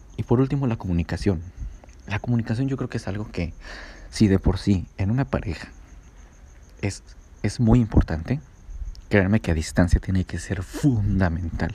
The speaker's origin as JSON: {"language": "Spanish", "region": "Puebla", "country": "Mexico", "moved": "as an adult", "lives_now": "San José del Cabo, Mexico", "said": "soy de Puebla"}